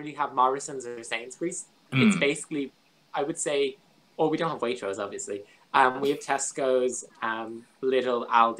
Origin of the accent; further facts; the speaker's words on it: Ireland; I'm Irish